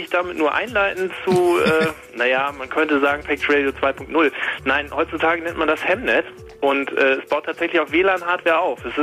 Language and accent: German; Osnabrück, Lower Saxony, Germany; Also ich komme aus Osnabrück.